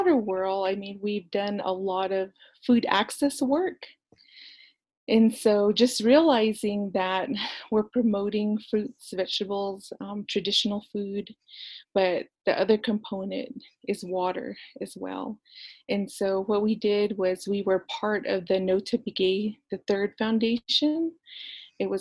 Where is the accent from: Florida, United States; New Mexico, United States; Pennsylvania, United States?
New Mexico, United States; I'm actually from Baclabato, New Mexico, which is the Four Corners area